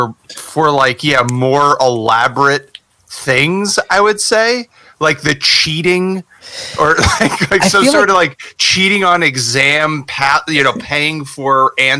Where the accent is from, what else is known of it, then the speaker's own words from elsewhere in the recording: River Ridge, New Jersey, United States; moved away; growing up in River Ridge is such a small town.